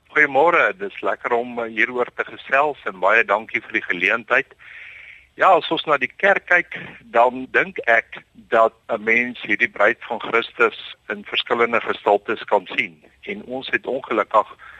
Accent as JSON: {"language": "Afrikaans", "country": "South Africa", "said": "ons godsdiens en ons sosiale leefwyse as Afrikaner is uh, baie diep aan mekaar gekoppel"}